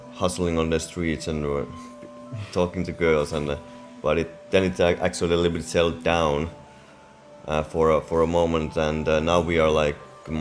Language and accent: English; Finland; I'm also from Finland